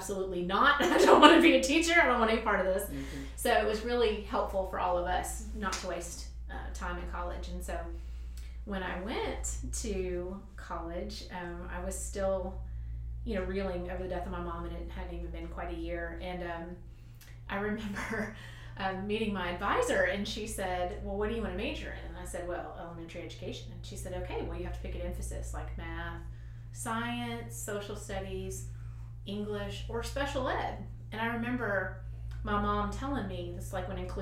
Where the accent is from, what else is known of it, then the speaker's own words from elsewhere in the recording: Kentucky, United States; I grew up in Kentucky and in a smaller, I guess, town